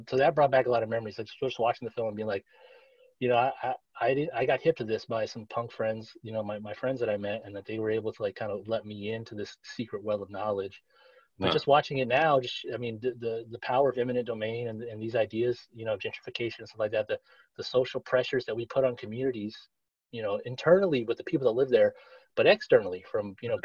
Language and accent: English; Los Angeles, California, United States; I grew up poor in East